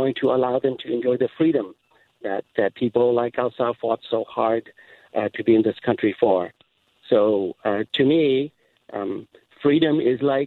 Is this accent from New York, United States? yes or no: no; St. Paul, Minnesota, United States; also born or lived in Laos / Chicago; I came over when I was 10 years old, went to school in St. Paul here at Johnson Senior High